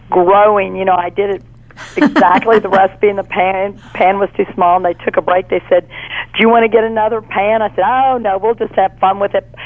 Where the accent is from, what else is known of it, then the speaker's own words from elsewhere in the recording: Baton Rouge, Louisiana, United States; Well, it's you know I'm from Louisiana, from Baton Rouge, and it is our state capital